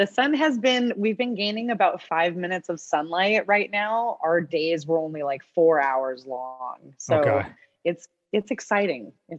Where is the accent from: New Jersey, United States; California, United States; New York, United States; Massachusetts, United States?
California, United States; moved away as an adult; also born or lived in Hawaii / Alaska; I had never lived in the cold. I grew up in California and I was like an hour away from the mountains, but it's like nothing, right? And then in Hawaii, 12 years on and off.